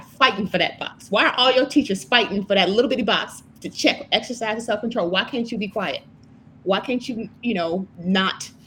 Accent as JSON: {"language": "English", "town": "Chicago", "region": "Illinois", "country": "United States", "tie": "born or raised there", "said": "growing up in Chicago"}